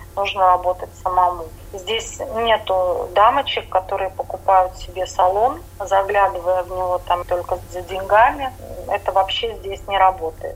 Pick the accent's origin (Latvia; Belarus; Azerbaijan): Latvia; Riga; moved away as an adult; also born or lived in Jurmala, Latvia; now in Vienna, Austria; Я тоскую по своим людям рижским.